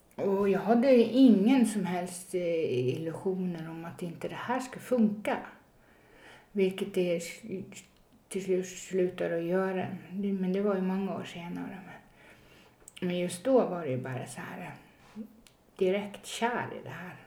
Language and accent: Swedish; Northern Norway, Norway; moved away as an adult; now in Stockholm, Sweden; jag är ju född och uppvuxen i Norge. Eh, ganska högt upp i nord, Nordnorge, men, eh, jag är född i södra Norge